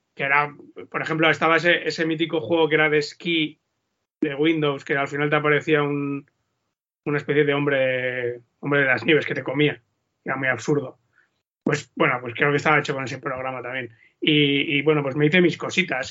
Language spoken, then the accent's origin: Spanish; Vitoria-Gasteiz, Basque Country, Spain; yo soy de Vitoria